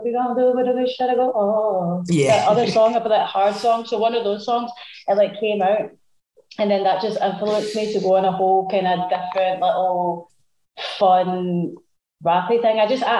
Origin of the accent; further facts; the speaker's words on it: Glasgow, Scotland, United Kingdom; also born or lived in London; Yeah, I was born in London, so I was always like, I was raised between like Glasgow and London, mainly Glasgow